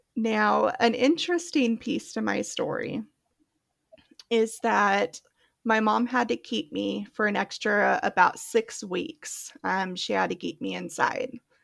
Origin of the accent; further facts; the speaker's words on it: Oregon, United States; also born or lived in Palm Springs, California; I grew up there for the first about five years and then relocated to Oregon, and I've been living in Oregon, well, since I was five